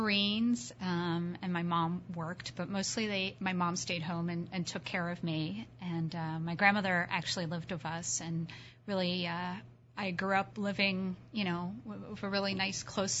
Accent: Baltimore, Maryland, United States; moved away; So as you mentioned, I grew up in Baltimore, which I adore. Sadly, I do not live there anymore.

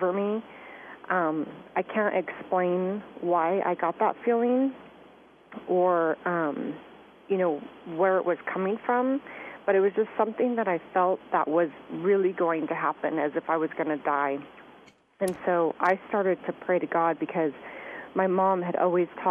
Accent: Southern California, United States; I grew up in Southern California

